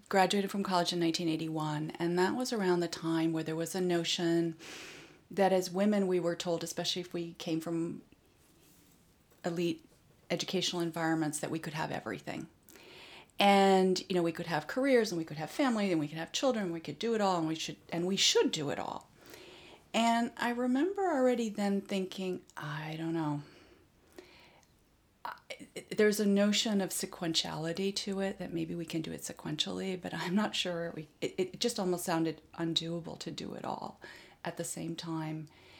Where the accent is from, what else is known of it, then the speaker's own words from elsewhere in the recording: Japan; Well, my father, being a diplomat, my parents spent over 15 years in Japan. I grew up actually in Japan, so I understand the Japanese culture very well.